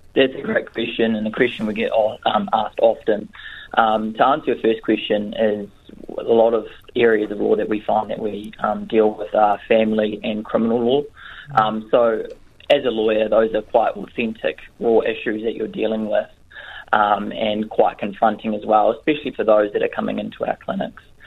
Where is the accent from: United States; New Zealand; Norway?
New Zealand; Northland; also born or lived in Canterbury; I'm originally from Northland. I grew up here. Um, I went to high school here